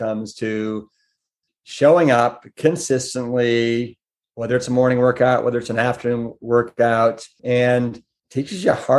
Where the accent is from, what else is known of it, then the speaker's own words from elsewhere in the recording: Pepper Pike, Ohio, United States; It was actually outside Shaker Heights, a little town called Pepper Pike.